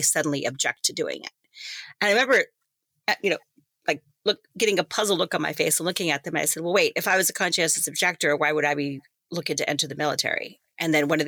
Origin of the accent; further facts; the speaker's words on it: Greeley, Colorado, United States; also born or lived in El Paso, Texas / Tucson, Arizona; So I actually grew up in northern Colorado, the Greeley-Evans area.